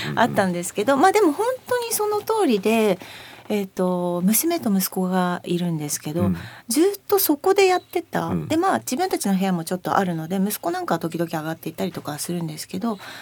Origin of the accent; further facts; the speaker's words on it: Akita, Japan; now in Machida, Japan; 私は秋田出身夫は広島出身